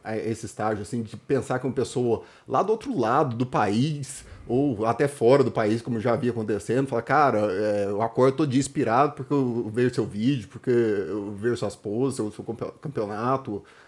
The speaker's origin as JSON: {"language": "Portuguese", "town": "Anápolis", "region": "Goiás", "country": "Brazil", "said": "eu era de Anápolis"}